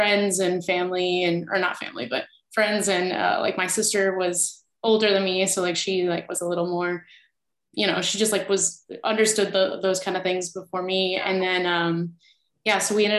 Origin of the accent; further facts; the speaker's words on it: Midwest, United States; I was from the Midwest.